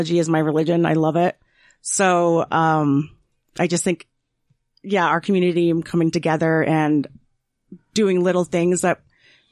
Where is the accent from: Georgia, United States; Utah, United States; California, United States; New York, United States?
Utah, United States